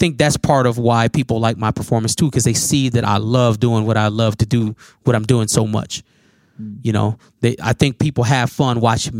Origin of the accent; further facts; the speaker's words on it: Minnesota, United States; also born or lived in Chicago, Illinois; No, I was born in Chicago. And I've been in Minnesota since I was about probably like four or five.